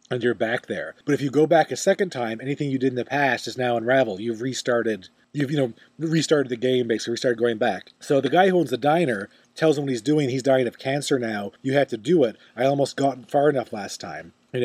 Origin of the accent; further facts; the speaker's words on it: Newfoundland and Labrador, Canada; Also, full of newfies. Yeah. My people go everywhere